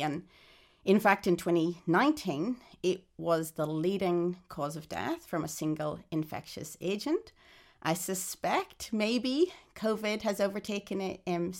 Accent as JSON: {"language": "English", "country": "Ireland", "moved": "yes", "lives_now": "Australia", "said": "In fact, when I emigrated to Australia in 2006 from Ireland, I had to undergo a chest x-ray to prove that I wasn't infected with TB."}